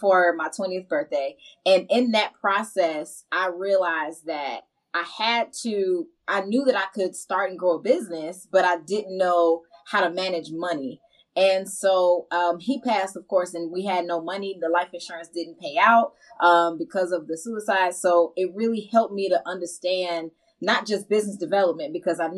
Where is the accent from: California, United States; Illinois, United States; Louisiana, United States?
Illinois, United States; Chicago; also born or lived in Augusta, Georgia; I'm from Chicago, south side of Chicago specifically